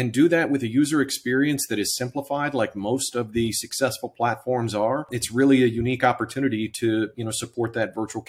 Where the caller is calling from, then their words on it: St. Louis, Missouri, United States; I am joining you from Midwest U.S. in St. Louis, Missouri.